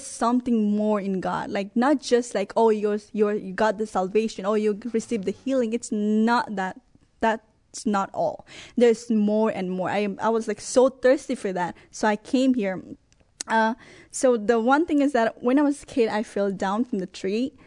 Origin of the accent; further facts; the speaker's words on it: Nepal; moved away as an adult; also born or lived in Texas; now in Brooklyn Arrow, United States; I'm originally from Nepal and I have lived in Texas for seven years